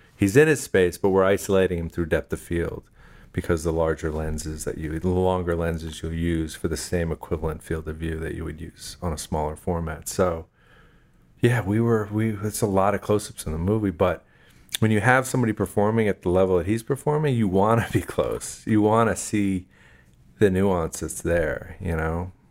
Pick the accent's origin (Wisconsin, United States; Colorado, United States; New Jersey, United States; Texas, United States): New Jersey, United States; I'm from New Jersey